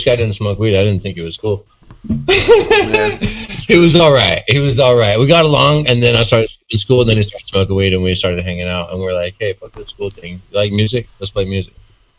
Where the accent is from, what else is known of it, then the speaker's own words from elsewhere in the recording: Texas, United States; We're from Texas, man.